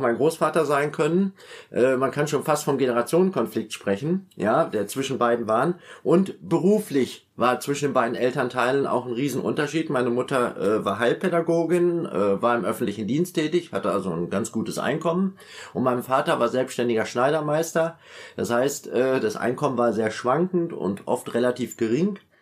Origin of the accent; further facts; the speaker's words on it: Münster, North Rhine-Westphalia, Germany; bin in Münster aufgewachsen. Ich komme ursprünglich aus Münster in Westfalen